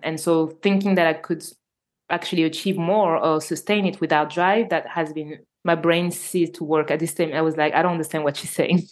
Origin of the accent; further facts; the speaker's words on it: Normandy, France; accent: French; English is a second language; I live in France and so you probably all I can notice my French accent, so I was born in Normandy, so in north of France